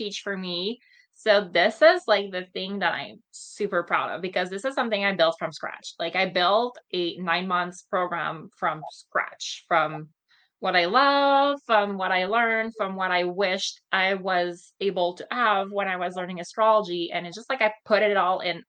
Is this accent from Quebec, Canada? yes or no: yes; Montreal, Quebec, Canada; moved away; I'm originally from Montreal